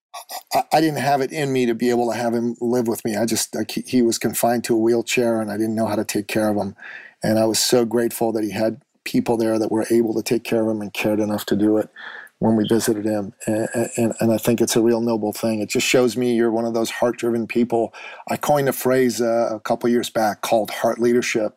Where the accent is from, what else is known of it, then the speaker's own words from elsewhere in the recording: Iran; moved away; I'm actually originally from the Middle East. I'm from Iran.